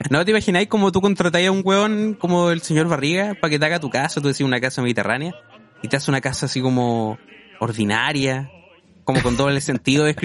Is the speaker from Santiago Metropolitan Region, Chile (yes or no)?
no; Quirihue, Ñuble, Chile; No, no, yo no soy de acá, señor. Yo soy de Kirihue, no. Yo construí este condominio aquí en, Lota, y, pero no, no me ubico acá.